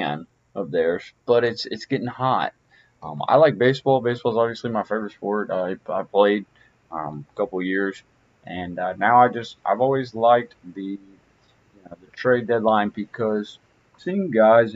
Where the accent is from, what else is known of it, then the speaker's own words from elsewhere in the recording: Houston, Texas, United States; my hometown Houston Astros